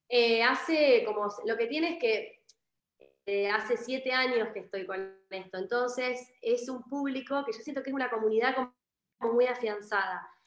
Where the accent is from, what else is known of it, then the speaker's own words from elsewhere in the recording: Argentina; moved away as an adult; also born or lived in Buenos Aires, Argentina; estoy como en mi ciudad donde yo nací, ahora me volví por la pandemia